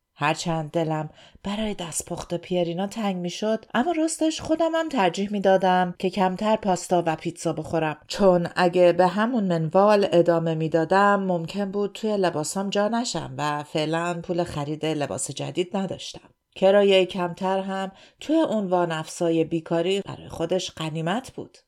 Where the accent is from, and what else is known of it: Iran; moved away as an adult; now in Sydney, Australia